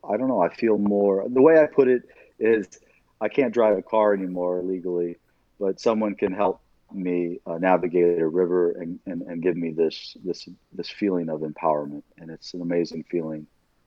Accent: Illinois, United States; born there; I grew up all over the country. I was born in Southern Illinois.

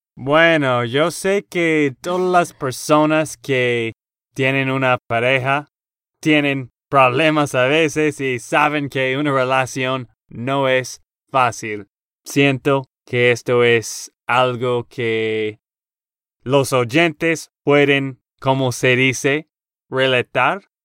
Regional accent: Texas, United States; Spanish is a second language; now in Nashville, United States; de Texas, Estados Unidos

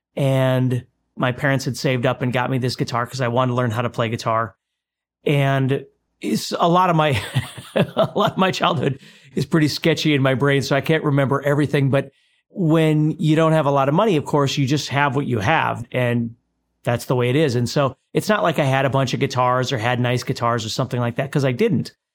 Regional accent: Fargo, North Dakota, United States; growing up in Fargo, North Dakota, you're growing up in a community that's primarily based on strats

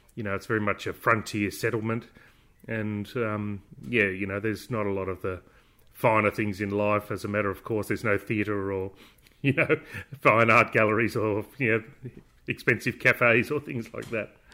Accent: Bourke, New South Wales, Australia; I was born in, uh, Darling Street and grew up in Darling Street.

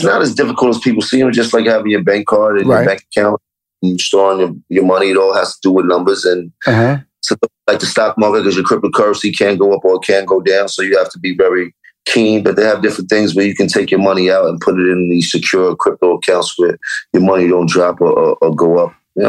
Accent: Harlem, New York, United States; And I'm from Harlem. All you learned about was hustling when you're Harlem.

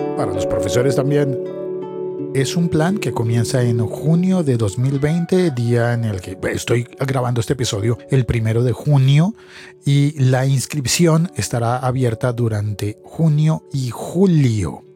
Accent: Colombia; en mi país, en Colombia

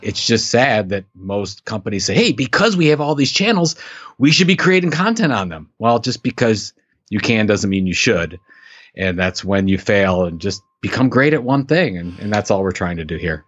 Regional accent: Sandusky, Ohio, United States; that's my hometown

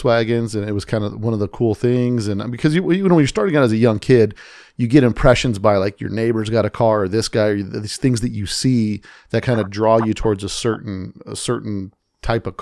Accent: Las Vegas, Nevada, United States; my hometown, Las Vegas.

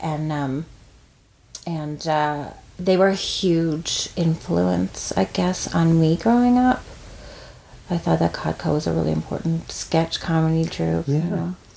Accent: Corner Brook, Newfoundland and Labrador, Canada; I'm from Cornerbrook, not St. John's

